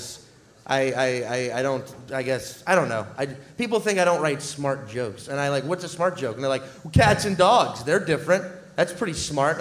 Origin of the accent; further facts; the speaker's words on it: New Orleans, Louisiana, United States; moved away as an adult; now in New York, United States; I grew up in New Orleans